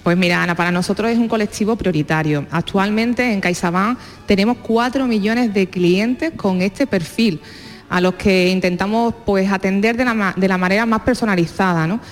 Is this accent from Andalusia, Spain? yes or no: yes; Seville, Andalusia, Spain; yo soy de Sevilla